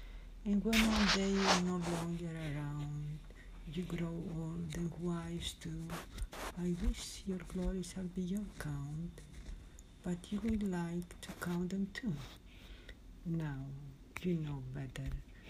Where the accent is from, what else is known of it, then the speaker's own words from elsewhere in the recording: Greece; I am from Greece.